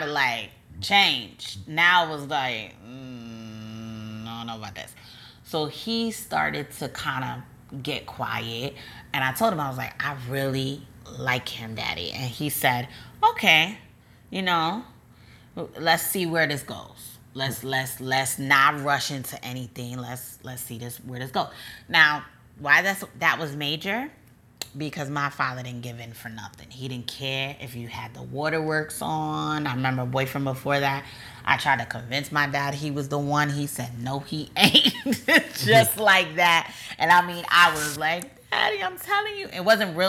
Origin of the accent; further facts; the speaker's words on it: New Jersey, United States; I'm from Jersey